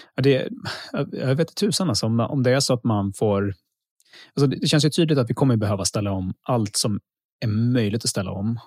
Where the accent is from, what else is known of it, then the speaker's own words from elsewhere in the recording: Luleå, Norrbotten County, Sweden; jag är uppvuxen i Luleå